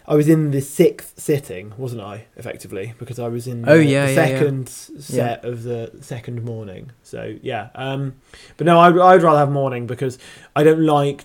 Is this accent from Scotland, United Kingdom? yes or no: no; Brighton, South East England, United Kingdom; I'm from Brighton.